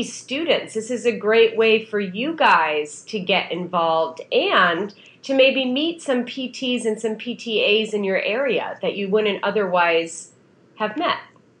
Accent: near Scranton, Pennsylvania, United States; moved away; also born or lived in New York; I grew up outside of Scranton, Pennsylvania

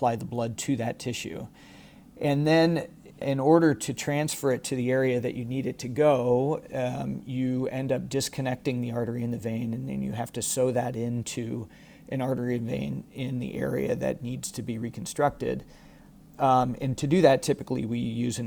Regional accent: Iowa, United States; moved away as an adult; also born or lived in Dublin, Ireland / Rochester, Minnesota / Houston, Texas; I was born and raised in Iowa

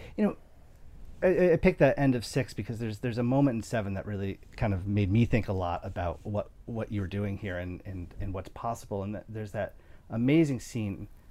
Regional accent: New York, United States; I'm a New Yorker

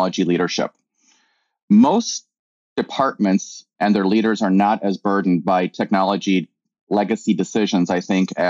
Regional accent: Tallinn, Harju County, Estonia; also born or lived in Chicago, United States / Madison, Wisconsin, United States / La Crosse, Wisconsin, United States; now in Twin Cities, United States; I was born in Tallinn, Estonia, migrated to Chicago during the 80s when it was very difficult to get out of Estonia

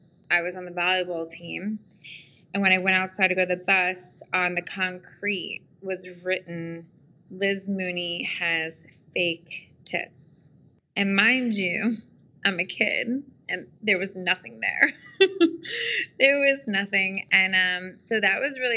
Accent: Long Island, New York, United States; moved away as an adult; now in Nashville, United States; I'm from Long Island, New York, born and raised

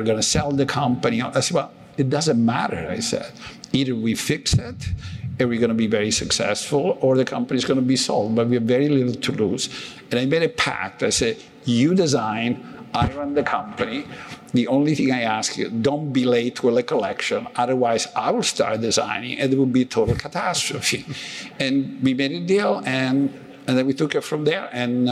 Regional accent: Italy; moved away as an adult; also born or lived in Calabria / Cambridge / New York / Washington; now in United States; I was born in Italy, I grew up in Italy

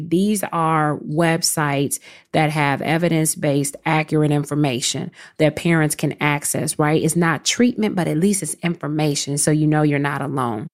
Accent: Chicago, Illinois, United States; moved away as an adult; also born or lived in New York; I'm from Chicago

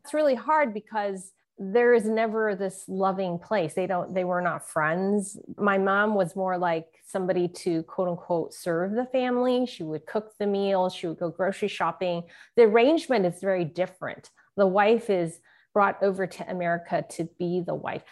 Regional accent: San Francisco, California, United States; When I was growing up in San Francisco Chinatown

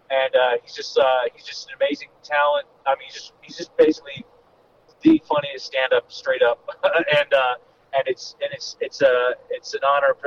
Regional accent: Los Angeles, California, United States; I'm, I'm from Los Angeles, so that always made, whereas for a lot of comedians, it's this big move

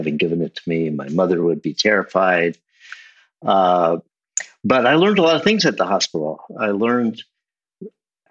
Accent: San Francisco, California, United States; But I grew up in San Francisco

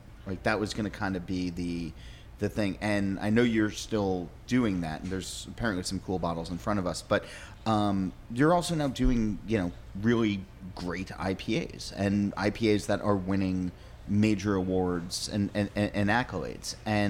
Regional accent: New Jersey, United States; I'm from New Jersey

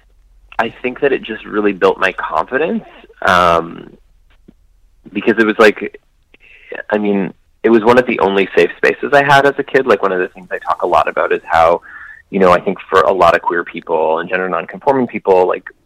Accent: Edmonton, Alberta, Canada; born or raised there; now in Toronto, Canada

